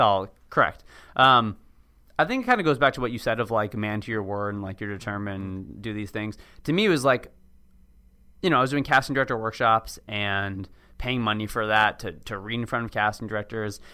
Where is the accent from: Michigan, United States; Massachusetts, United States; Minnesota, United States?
Massachusetts, United States; Cambridge; moved away as an adult; also born or lived in Washington, D.C.; now in Los Angeles, United States; I grew up in Cambridge